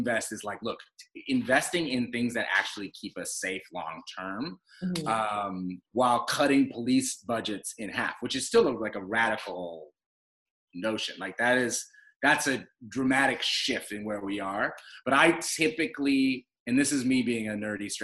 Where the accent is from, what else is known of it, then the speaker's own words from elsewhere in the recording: United States; we as African American people have never actually gotten full citizenship in the United States